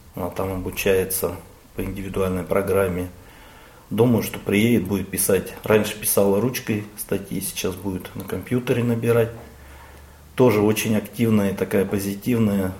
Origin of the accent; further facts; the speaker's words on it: Zlatoust, Chelyabinsk Oblast, Russia; Родился я в Златоусте в 1967 году